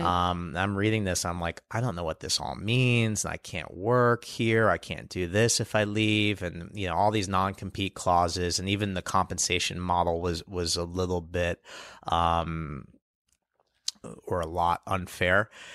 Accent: New York City, New York, United States; I grew up here in New York City

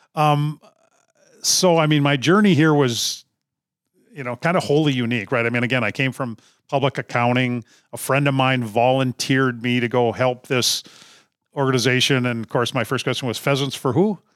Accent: Duluth, Minnesota, United States; I'm originally from Duluth, Minnesota, grew up grouse hunting

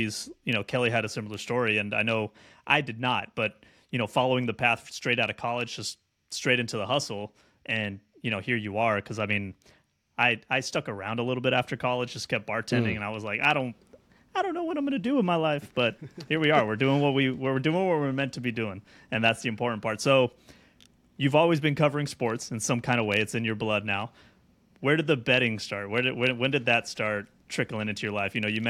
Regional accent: Mexico; So I grew up in Mexico for a little while.

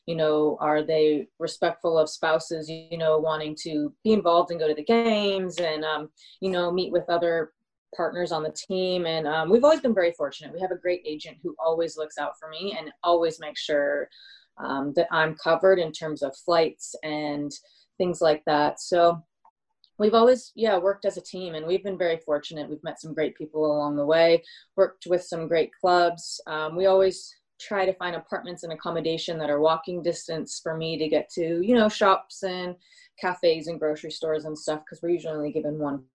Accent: United States; moved away as an adult; also born or lived in Sydney, Australia; I'm from America

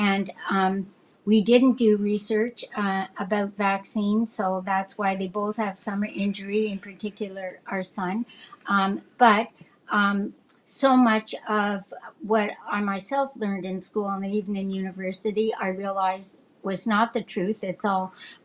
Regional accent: Saskatchewan, Canada; I was born here. I was born in Saskatchewan.

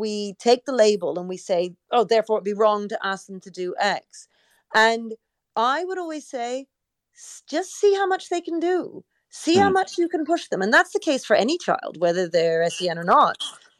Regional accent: Canada; Well, you know, I grew up in Canada and we sang the national anthem every single day.

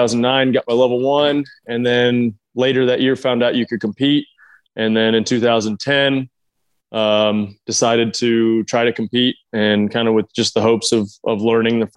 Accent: Cookeville, Tennessee, United States; I grew up in Cookeville, Tennessee

